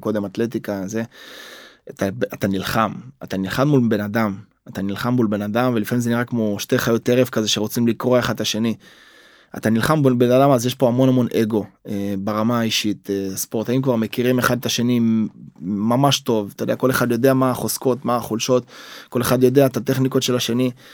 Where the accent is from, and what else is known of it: Israel